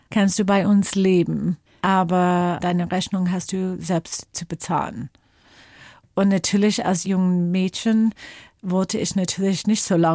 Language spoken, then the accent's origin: German; Washington, United States; German is a second language; Geprägt haben mich meine Jugend in den Bergen rund um Seattle